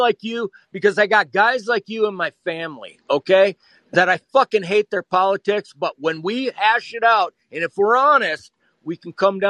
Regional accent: Wisconsin, United States; I'm from Wisconsin

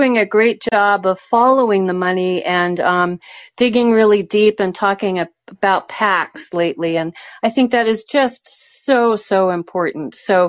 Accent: Norwell, Massachusetts, United States; And I grew up in Norwell

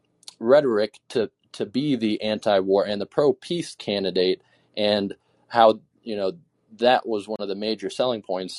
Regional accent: Alaska, United States; also born or lived in Idaho; especially where I'm from Alaska and Idaho. And so in Alaska, most people are independent

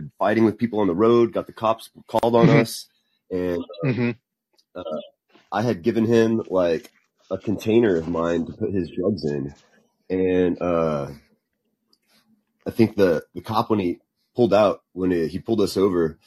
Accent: Helotes, Texas, United States; When I was growing up in Helotes

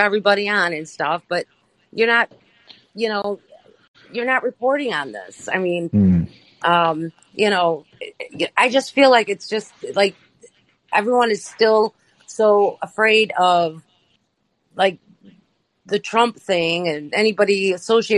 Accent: Detroit, Michigan, United States; I'm from the Detroit area

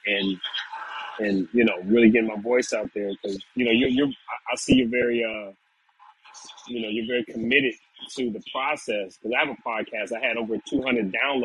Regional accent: Ohio, United States; now in Georgia, United States; we're all from Ohio

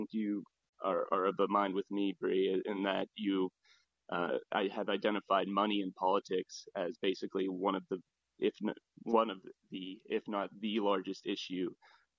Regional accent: United States; now in Hong Kong; I'm not a Hong Kong citizen. I am an American

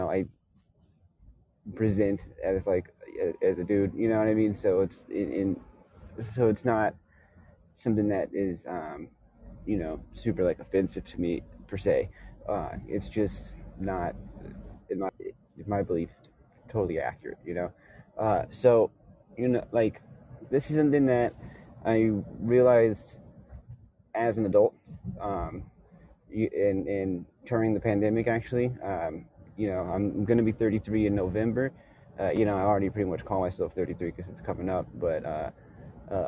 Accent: Bay Area, California, United States; also born or lived in Houston, Texas; growing up in Houston and then in the Bay Area

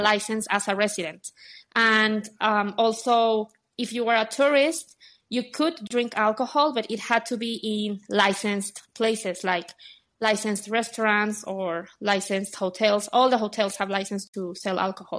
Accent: Guadalajara, Jalisco, Mexico; moved away as an adult; also born or lived in Dubai; now in Mexico City, Mexico; in Mexico, in Guadalajara, my hometown

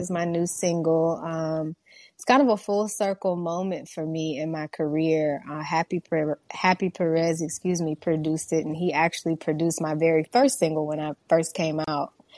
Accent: Houston, Texas, United States; I was born and raised in Houston, Texas

